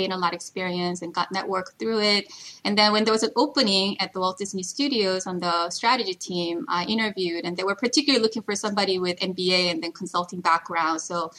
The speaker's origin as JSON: {"language": "English", "country": "South Korea", "tie": "born or raised there", "also_born_or_lived": "Paris, France / New Jersey, United States", "moved": "yes", "lives_now": "United States", "said": "first-generation immigrant in the U.S., originally from Korea. I moved around quite a bit growing up. I was born in Korea. I lived in Paris when I was little. I lived in New Jersey when I was in high school, moved back to Korea"}